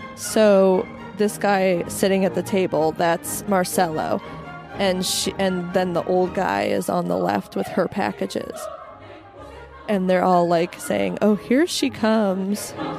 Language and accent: English; Santa Fe, New Mexico, United States; I grew up in Santa Fe, New Mexico